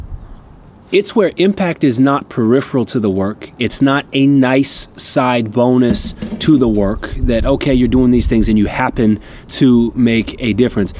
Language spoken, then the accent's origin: English; Canada; now in Durham, United States; Canadian by birth, American by choice.